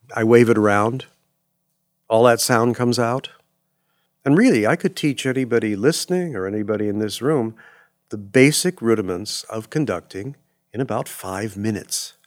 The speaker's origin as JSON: {"language": "English", "town": "Los Angeles", "region": "California", "country": "United States", "tie": "born or raised there", "said": "growing up in Los Angeles, which is not a fair thing to say because you really can't grow up in L"}